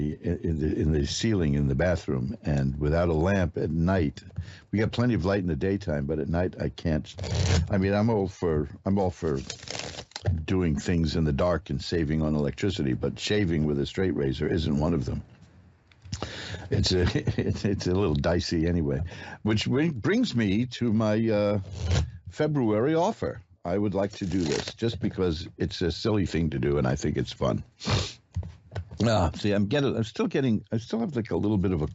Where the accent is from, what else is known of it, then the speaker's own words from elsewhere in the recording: New York City, New York, United States; And I'm a native